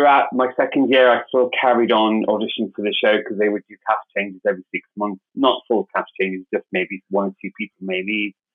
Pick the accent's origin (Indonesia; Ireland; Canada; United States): Ireland; Cork, Munster; moved away as an adult; also born or lived in London; I'm originally from Ireland, so I'm from Cork in the south of Ireland.